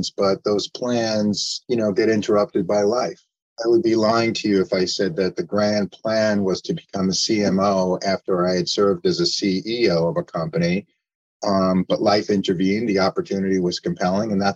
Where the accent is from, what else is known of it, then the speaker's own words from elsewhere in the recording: New York, United States; also born or lived in Arizona / New Jersey; I'm from New York originally, but I also live in Arizona